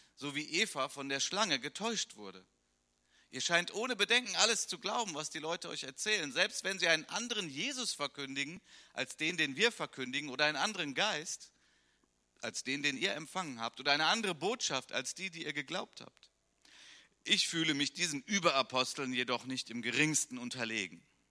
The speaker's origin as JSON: {"language": "German", "country": "Germany", "said": "bei uns in Deutschland"}